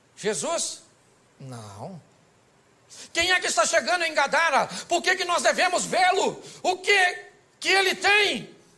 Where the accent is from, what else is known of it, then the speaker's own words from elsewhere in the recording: Rio de Janeiro, Brazil; eu sou carioca